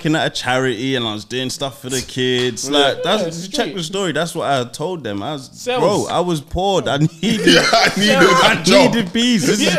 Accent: London, United Kingdom; I'm from South. I'm from Waterloo.

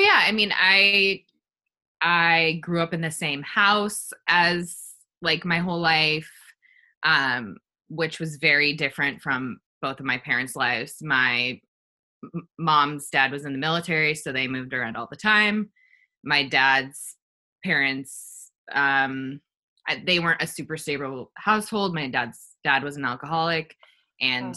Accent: Los Angeles, California, United States; I grew up in Los Angeles

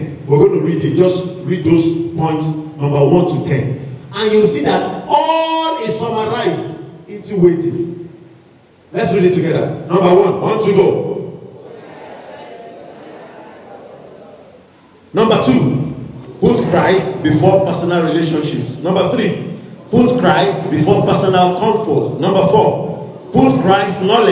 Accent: Lagos, Nigeria; I grew up in Lagos, so Lagos people have never seen farm

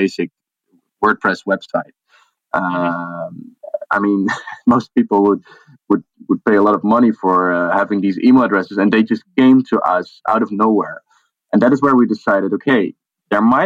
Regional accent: the middle of the Netherlands, central Netherlands, Netherlands; Grew up in the middle of the Netherlands

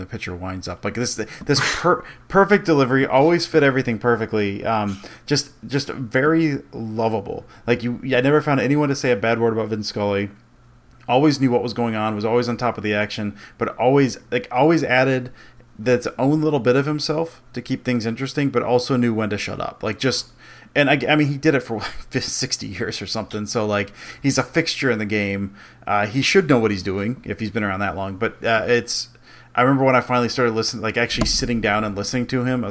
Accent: outside of Detroit, Michigan, United States; I grew up outside of Detroit.

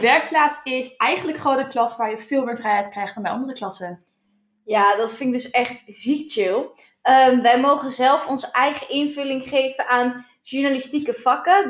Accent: Alkmaar, North Holland, Netherlands; ik kom uit Alkmaar

